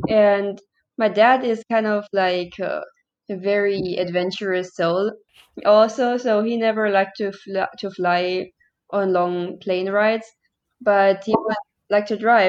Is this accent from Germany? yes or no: yes; Germany; English is a second language; also born or lived in China; now in Pakistan; And I'm originally from Germany, but my university is in China. But due to the lockdown, I'm not able to go back to China, so I'm spending these days in Pakistan currently.